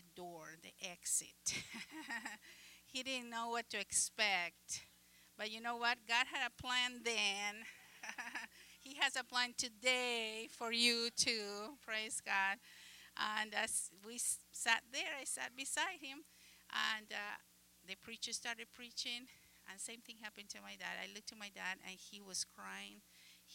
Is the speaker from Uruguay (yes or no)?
yes; Uruguay; English is a second language; moved away; I am from the country of Uruguay. You probably noticed my accent.